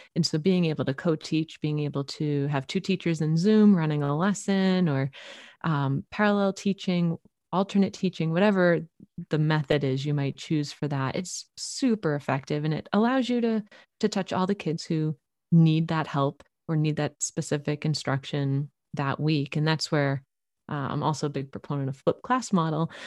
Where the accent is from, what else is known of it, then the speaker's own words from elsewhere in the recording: Boston, Massachusetts, United States; now in Central Oregon, United States; I'm originally from the Boston area and moving out here to Oregon